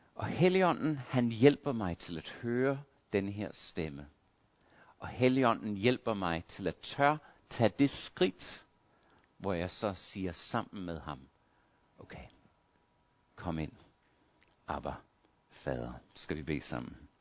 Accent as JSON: {"language": "Danish", "country": "Australia", "tie": "born or raised there", "moved": "yes", "said": "Jeg voksede op i Australien"}